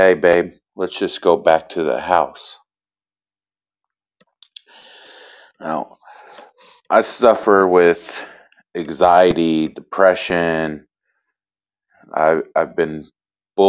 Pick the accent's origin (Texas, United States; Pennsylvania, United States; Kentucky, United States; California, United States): Kentucky, United States; Elizabethtown; I'm from Kentucky. I was raised in Elizabethtown.